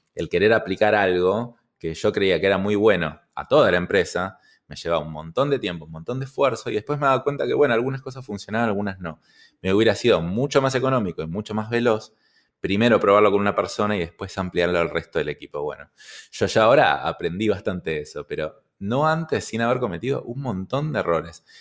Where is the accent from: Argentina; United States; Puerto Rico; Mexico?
Argentina; yo estoy vendiendo solo en mi país, en mi caso en Argentina